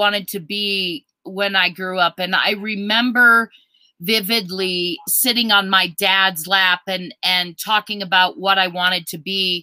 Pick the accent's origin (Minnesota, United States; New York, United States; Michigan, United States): Minnesota, United States; moved away; I was originally born in Minnesota.